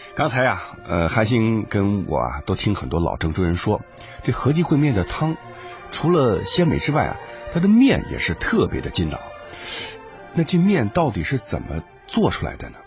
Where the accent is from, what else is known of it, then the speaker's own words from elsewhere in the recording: eastern Henan, China; now in Zhengzhou, China; 我的老家在河南的东部